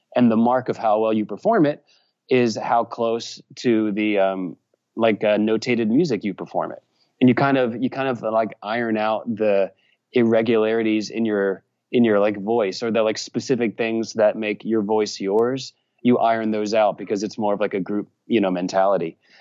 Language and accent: English; Richmond, Virginia, United States; now in Nashville, United States; I grew up in Virginia and perhaps I have an accent